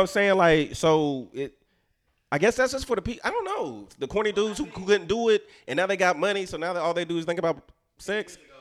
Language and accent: English; Houston, Texas, United States; when I was growing up in Houston